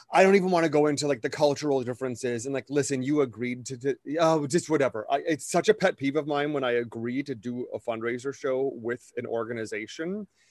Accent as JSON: {"language": "English", "region": "Wisconsin", "country": "United States", "tie": "born or raised there", "said": "growing up in Wisconsin"}